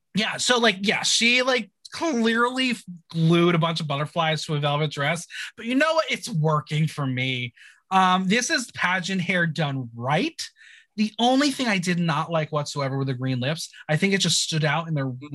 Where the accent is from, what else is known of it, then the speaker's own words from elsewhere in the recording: United States; I'm an American